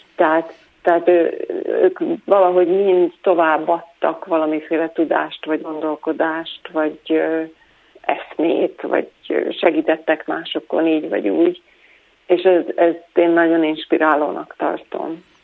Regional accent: Hungary; Hát én voltam az utolsó, aki még Magyarországon élt

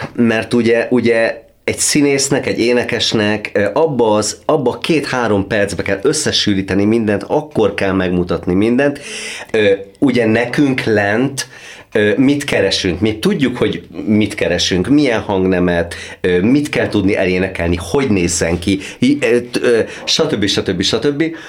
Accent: Hungary; az egyetlen magyar vagyok, a, a, aki ebbe az előadásba valaha szerepelt

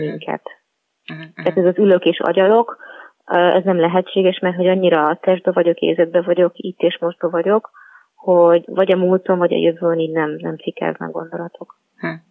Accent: Budapest, Hungary; moved away; also born or lived in Pilis; én jó magam abszolút egy, egy budapesti városi lány vagyok, panelházban nőttem fel

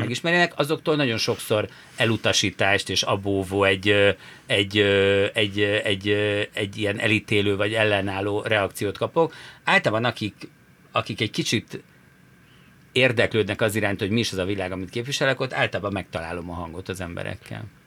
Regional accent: Budapest, Hungary; Budapesten mi itt születtünk

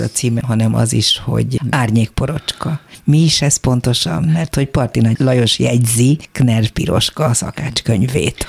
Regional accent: Hungary; Mi magyarok vagyunk

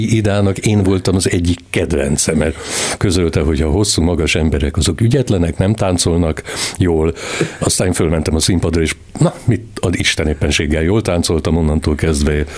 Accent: Transylvania, Romania; én Erdélyben születtem

